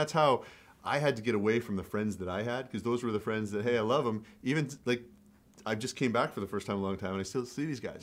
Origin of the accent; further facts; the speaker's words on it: Canada; also born or lived in Sudbury; I grew up in Canada